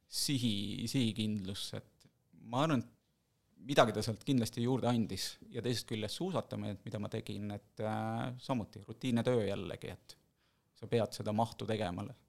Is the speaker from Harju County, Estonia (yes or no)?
no; Võru, Võru County, Estonia; moved away as an adult; also born or lived in Tallinn; now in Viimsi, Estonia; ma kolisin mingi hetk Võrust, kus ma olen sündinud, kasvanud, esimesed kakskümmend kuus või kakskümmend seitse aastat elasingi Võrus